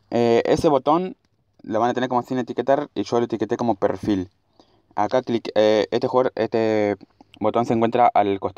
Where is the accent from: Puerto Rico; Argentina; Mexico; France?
Argentina; born or raised there